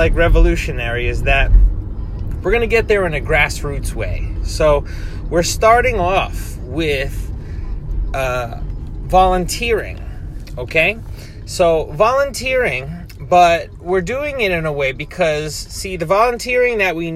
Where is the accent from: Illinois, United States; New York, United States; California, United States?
New York, United States; Hurleyville; moved away as an adult; now in Japan; my university in my hometown in New York, SUNY Sullivan, it's called, because I live in Sullivan County, Hurleyville, New York.